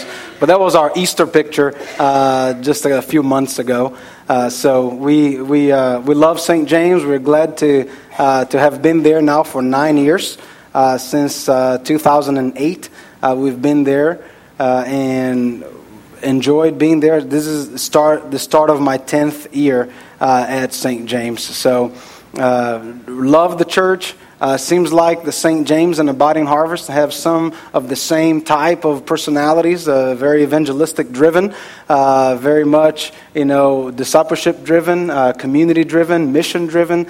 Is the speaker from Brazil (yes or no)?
yes; Brazil; moved away; I am from Brazil